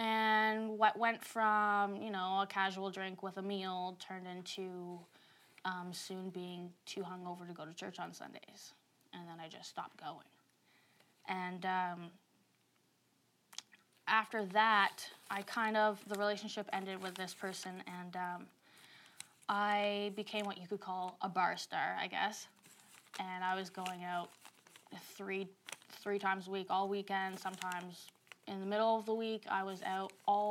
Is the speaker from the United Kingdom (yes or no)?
no; Saint John, New Brunswick, Canada; I grew up in St. John, New Brunswick